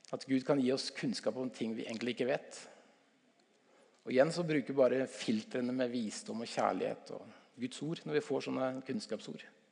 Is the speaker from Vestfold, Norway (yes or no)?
yes; Stokke, Vestfold, Norway; also born or lived in Tønsberg; jeg er fra Stokke i Vestfold